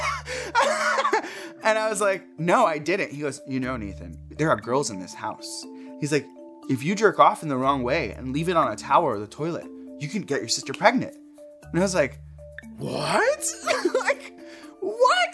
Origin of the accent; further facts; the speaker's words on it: Jersey City, New Jersey, United States; I grew up in New Jersey. Uh, my parents immigrated here from Egypt and had me in Jersey City